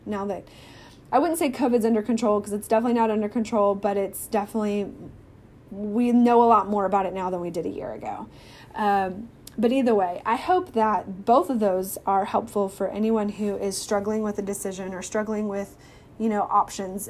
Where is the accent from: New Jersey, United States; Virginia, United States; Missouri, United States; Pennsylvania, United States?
Missouri, United States; born or raised there; now in Texas, United States